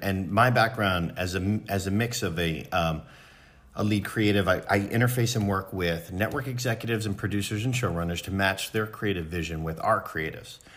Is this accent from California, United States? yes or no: no; Philadelphia, Pennsylvania, United States; I grew up in Philly.